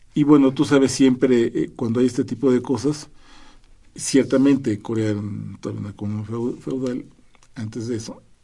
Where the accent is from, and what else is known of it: Mexico